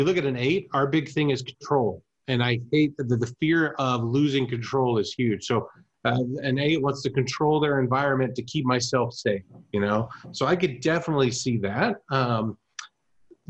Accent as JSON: {"language": "English", "country": "Germany", "tie": "born or raised there", "moved": "yes", "said": "I grew up in Germany"}